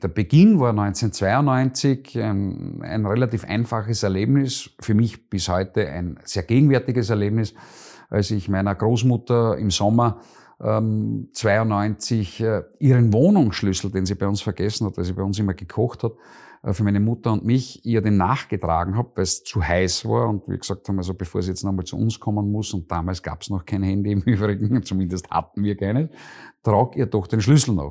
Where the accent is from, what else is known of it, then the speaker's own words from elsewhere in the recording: Schlanzberg, Styria, Austria; also born or lived in Vienna / Deutschlandsberg; now in Graz, Austria; Bin in der Schlanzberg aufgewachsen